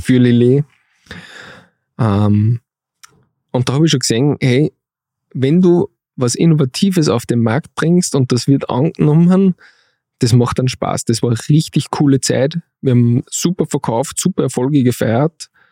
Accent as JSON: {"language": "German", "town": "Steyr", "region": "Upper Austria", "country": "Austria", "also_born_or_lived": "Vienna", "moved": "as an adult", "said": "alle meine Freunde aus Steyr"}